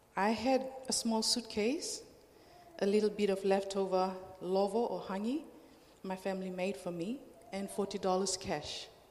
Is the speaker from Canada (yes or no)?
no; Fiji; moved away as an adult; now in Australia; I'm from Fiji, um, Fiji Islands